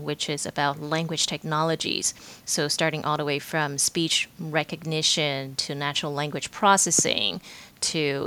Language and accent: English; Taiwan; moved away as an adult; also born or lived in Pittsburgh; I was born and raised in Taiwan, and I finished college in Taiwan as well